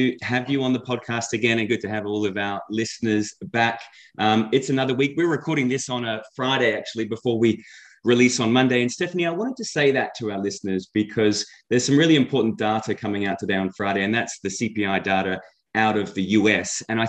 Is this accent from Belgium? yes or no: no; Australia; moved away; I'm Australian as well